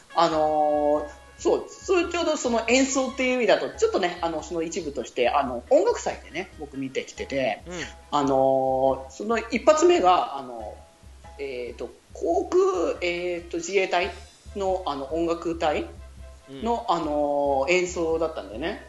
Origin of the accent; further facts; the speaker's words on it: Okazaki, Aichi, Japan; うちの地元の愛知